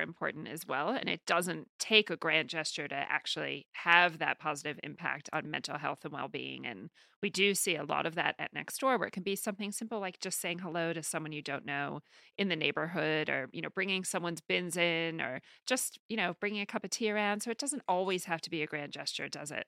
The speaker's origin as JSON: {"language": "English", "town": "New York City", "region": "New York", "country": "United States", "tie": "born or raised there", "said": "this is my hometown"}